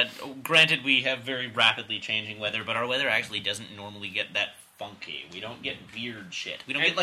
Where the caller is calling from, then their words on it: Utah, United States; I come from Utah, and we get some pretty freaky weather over here sometimes.